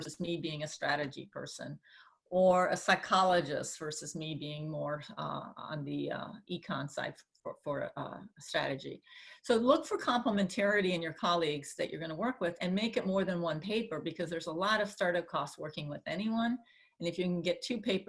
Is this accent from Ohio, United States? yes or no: no; California, United States; I'm a Californian through and through